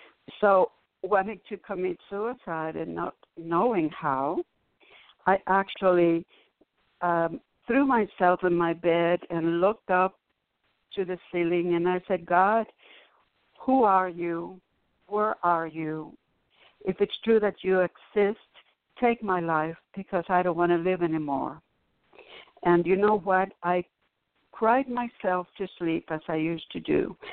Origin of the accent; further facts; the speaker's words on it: Cuba; when I came from Cuba, I was almost immediately tricked into witchcraft.